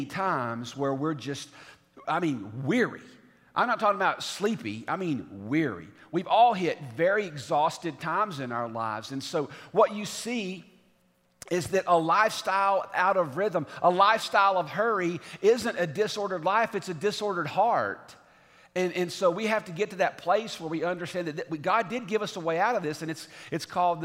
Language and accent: English; the South, United States; now in Franklin, United States; growing up in the South